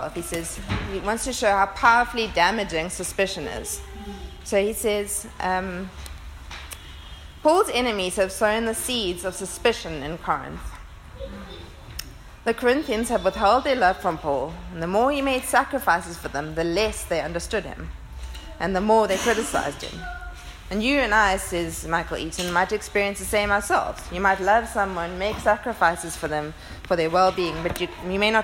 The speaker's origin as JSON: {"language": "English", "town": "Port Elizabeth", "region": "Eastern Cape", "country": "South Africa", "tie": "born or raised there", "moved": "as an adult", "said": "I moved from Port Elizabeth to Cape Town to study medicine. I was 18. I left my family of origin"}